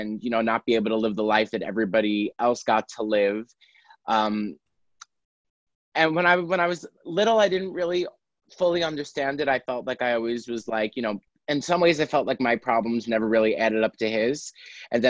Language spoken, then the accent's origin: English; New York City, New York, United States; now in Los Angeles, United States; I'm a comedian from Staten Island, New York. And hey. I live in Los Angeles now.